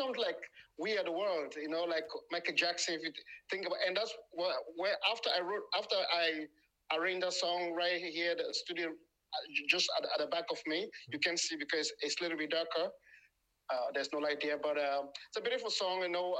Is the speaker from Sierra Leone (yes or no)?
yes; Sierra Leone; moved away as an adult; now in France; I'm from Sierra Leone, origin of Sierra Leone. I was born there, grew up there, and I live here. And, I left home like 24 years ago. Presently living in France.